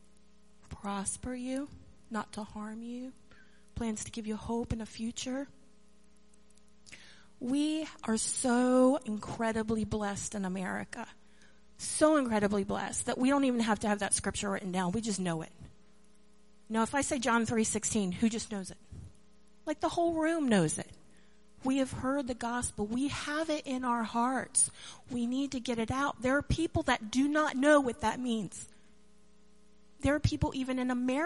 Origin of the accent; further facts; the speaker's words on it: Maryland, United States; now in North Carolina, United States; I grew up in Maryland